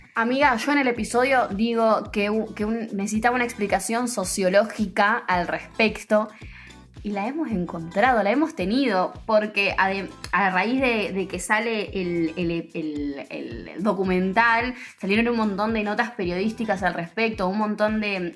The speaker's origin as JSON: {"language": "Spanish", "country": "Argentina", "said": "como argentinos que somos"}